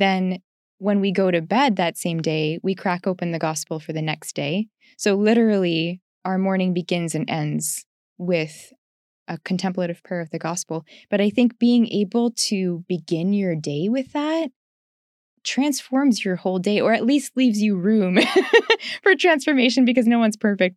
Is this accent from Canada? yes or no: yes; Canada; I'm from Canada